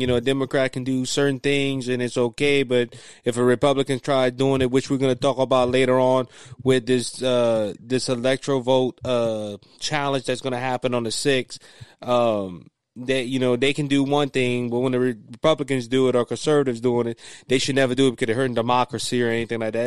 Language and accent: English; Cajun, Louisiana, United States; being a Christian conservative and being Cajun